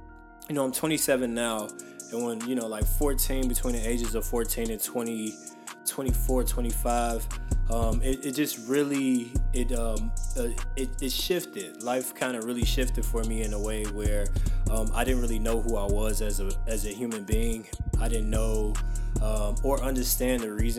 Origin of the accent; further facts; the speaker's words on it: Chicago, Illinois, United States; moved away as an adult; also born or lived in India; I'm originally from Chicago. I just moved back to Chicago maybe about 3 months ago.